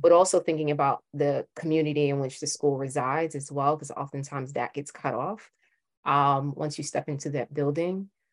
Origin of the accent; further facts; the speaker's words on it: New York City, New York, United States; I'm from Brooklyn